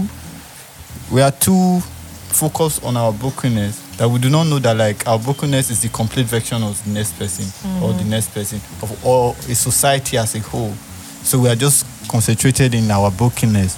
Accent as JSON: {"language": "English", "town": "Benin City", "region": "Edo", "country": "Nigeria", "tie": "born or raised there", "said": "I grew up in Upper Sakumba in Benin."}